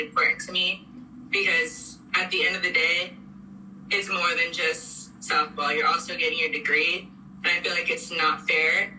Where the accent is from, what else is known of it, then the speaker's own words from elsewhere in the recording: Orange, California, United States; moved away as an adult; now in Columbus, United States; I'm from California